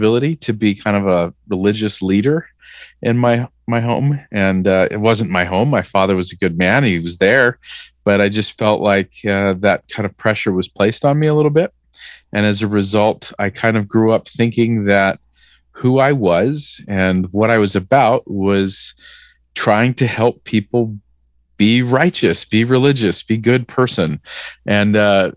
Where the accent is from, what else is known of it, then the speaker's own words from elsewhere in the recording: Southern California, United States; moved away as an adult; now in Salt Lake City, United States; I grew up in Southern California